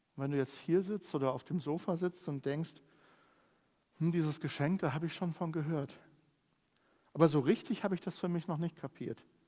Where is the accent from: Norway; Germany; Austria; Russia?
Germany; bei uns in Deutschland